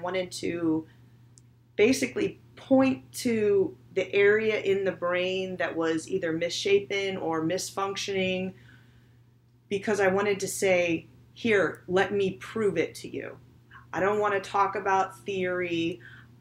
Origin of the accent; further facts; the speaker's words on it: St. Louis, Missouri, United States; I was born and raised in St. Louis